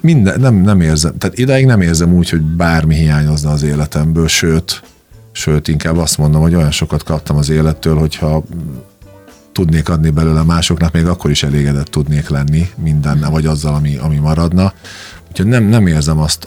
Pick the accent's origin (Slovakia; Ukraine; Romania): Slovakia; Komárno, Nitra Region; moved away as an adult; also born or lived in Dunajská Streda, Slovakia / Spain; now in Hungary; én Dunaszerden születtem, majd utána Komáromba, Komáromba költöztünk édesanyámmal